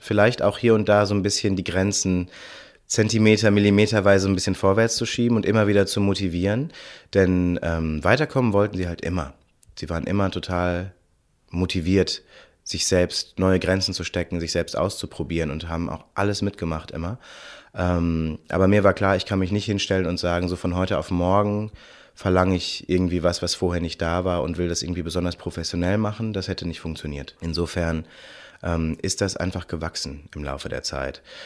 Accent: Cologne, North Rhine-Westphalia, Germany; Und ich komme aus Köln und bin 33 Jahre alt

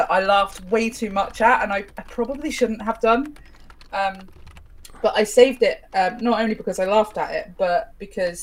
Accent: United Kingdom; We're British

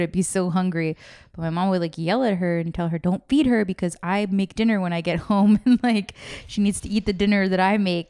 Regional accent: California, United States; I was born here in California

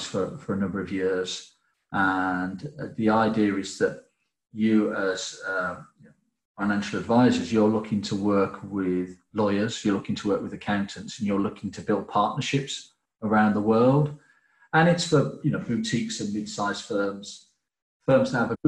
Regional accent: England, United Kingdom; as an English person

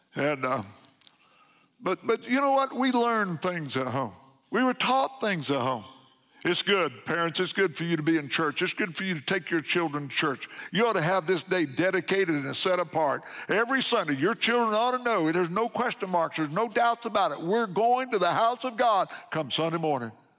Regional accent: McLeansboro, Illinois, United States; born or raised there

